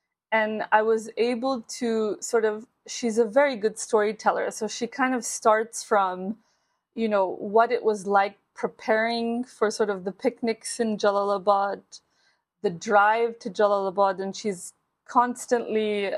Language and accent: English; United States; moved away as an adult; now in Kabul, Afghanistan; I'm growing up in the States